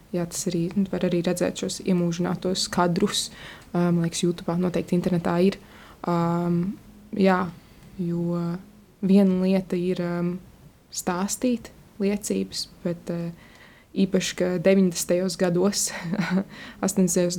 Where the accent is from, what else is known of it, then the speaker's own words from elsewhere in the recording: Latvia; also born or lived in Vancouver area, British Columbia, Canada; man bija 11 mēneši, kad es atceļoju atpakaļ uz savu tēvzemi, Latviju